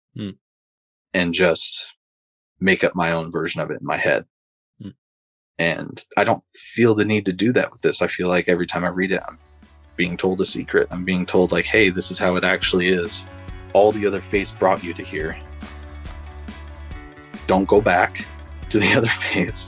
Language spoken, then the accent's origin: English; Longview, Washington, United States; also born or lived in Pullman, Washington; I had to move back to my hometown. And so the church I was involved with in Pullman, I was going to get baptized at, but I had to move. So now I'm back in Longview, Washington.